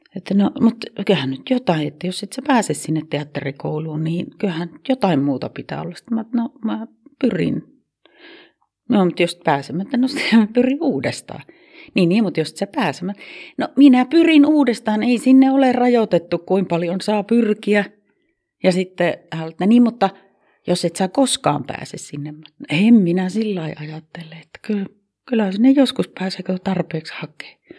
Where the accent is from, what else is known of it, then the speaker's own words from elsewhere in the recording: Kempele, North Ostrobothnia, Finland; accent: Oulu dialect; moved away as an adult; also born or lived in Kemi / Vaasa / Helsinki / Kotka; now in Oulu, Finland; Mä oon Kemissä syntynyt ja- Mutta neljävuotiaana jo on muutettu sieltä pois ja sitten käytiin Vaasassa ja sieltä muutettiin Kempeleeseen ja siellä mä aloitin sitten koulun. Ja Kempeleestä muutin kaksikymmentävuotiaana Helsinkiin